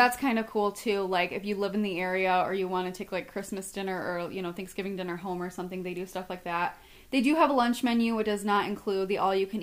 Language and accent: English; Michigan, United States; growing up in Michigan, there's not a whole lot of places that you can, like, take a field trip